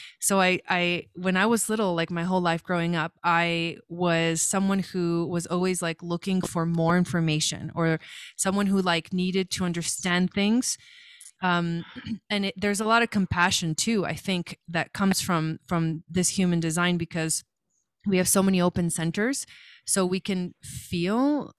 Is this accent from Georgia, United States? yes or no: no; Los Angeles, California, United States; moved away as an adult; also born or lived in Argentina / Boulder, Colorado; I was born in Argentina, so I'm from Argentina, but I came to the US to California when I was like 7. And so I kind of pretty much grew up in California in the Los Angeles area